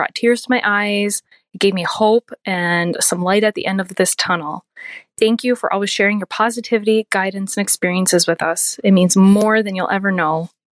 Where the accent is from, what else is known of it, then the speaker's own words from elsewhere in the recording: Houghton, Michigan, United States; I am from Houghton, Michigan, so I am a youper.